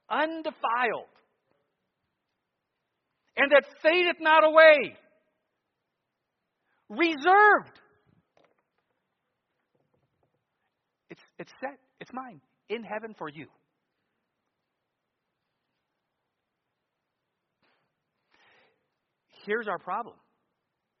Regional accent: United States; being an American

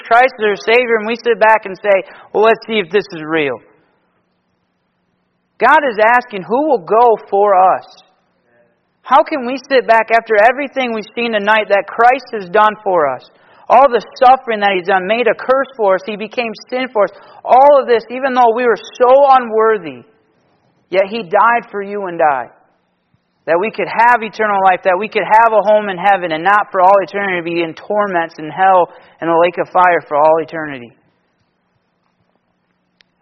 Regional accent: Michigan, United States; I'm from Michigan

